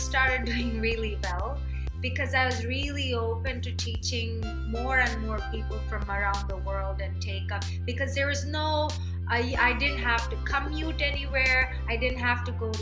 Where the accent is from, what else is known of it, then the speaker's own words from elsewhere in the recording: Hyderabad, Telangana, India; moved away as an adult; also born or lived in Cincinnati, Ohio, United States; now in New York City, United States; I was actually born in Cincinnati, Ohio. It's boring. Okay. But I grew up in Hyderabad, India.